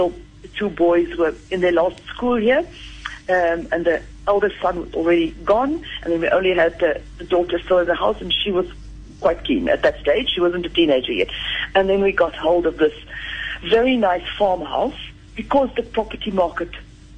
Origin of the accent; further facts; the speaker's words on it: South Africa; moved away as an adult; now in France; I still feel very much South African. I think I'm terminally South African